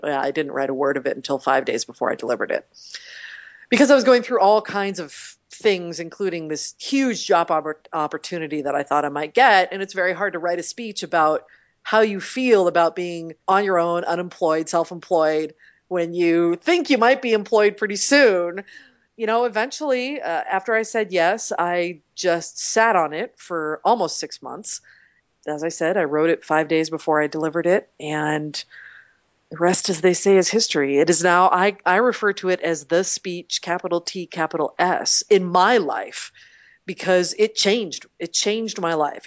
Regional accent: Portland, United States; moved away; I grew up in Portland and my parents still live there

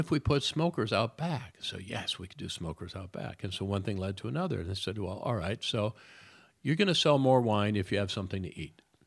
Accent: Detroit, Michigan, United States; moved away; I'm a kid from Detroit

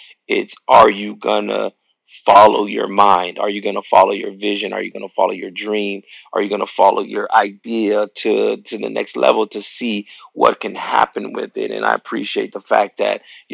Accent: El Paso, Texas, United States; we grew up in El Paso, Texas, my home church, Bethlehem Temple

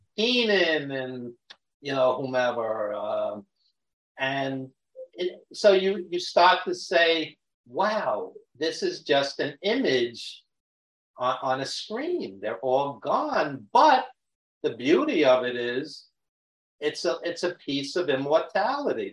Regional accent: New York City, New York, United States; accent: Brooklyn; you can tell by my Brooklyn accent that, yes, I am a New Yorker

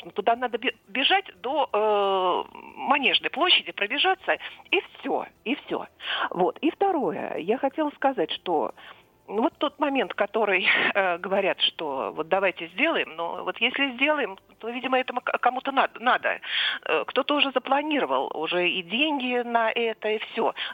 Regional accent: Moscow, Russia; Но я коренная москвичка точно так же, как он.

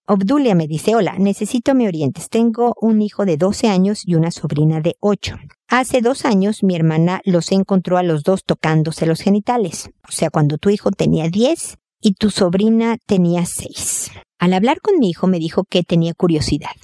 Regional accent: Mexico; moved away as an adult; now in Santiago, Chile; Yo soy mexicana

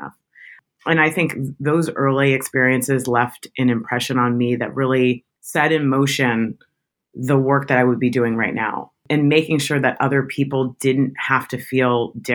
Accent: Tampa, Florida, United States; also born or lived in Michigan; now in New York City, United States; I'm from Tampa, Florida, which is the South

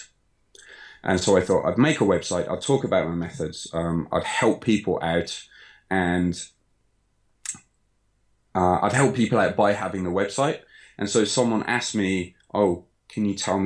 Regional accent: Birmingham, West Midlands, United Kingdom; moved away as an adult; now in Osaka, Japan; I was born in Birmingham, Sutton Coldfield, for those that are familiar with the area. And I came to Japan shortly after graduating university.

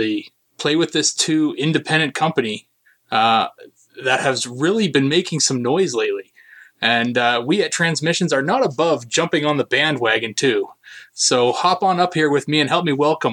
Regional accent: Canada; I as a Canadian

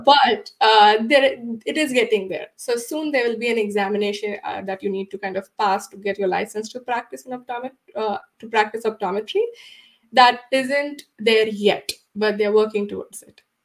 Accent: India; moved away as an adult; now in United States; I'm originally from India uh, and I did my optometry in India.

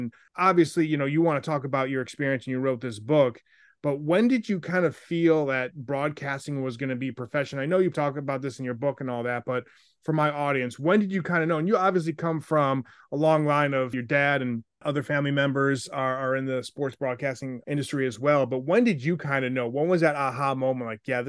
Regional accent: Buffalo, New York, United States; also born or lived in South Bend; growing up in Buffalo, like my mom, God rest her soul, like, you know, loved Sabres hockey, loved Buffalo Bills. And we moved around a lot.

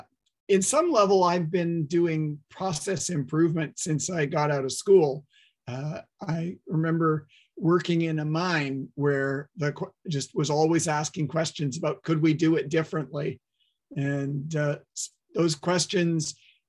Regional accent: Toronto, Ontario, Canada; moved away as an adult; also born or lived in Waterloo, Canada / upstate New York, United States; now in Vancouver, Canada; I grew up in Toronto, did my engineering studies at Waterloo

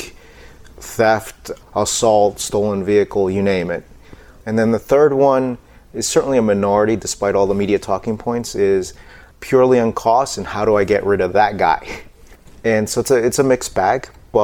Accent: New York City, New York, United States; I was born in New York City. Someone hit my town on 9/11

